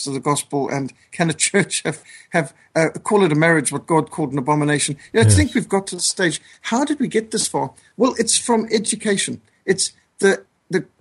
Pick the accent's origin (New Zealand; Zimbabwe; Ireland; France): Zimbabwe; moved away; also born or lived in South Africa; I was brought up in Rhodesia, what today is communist Zimbabwe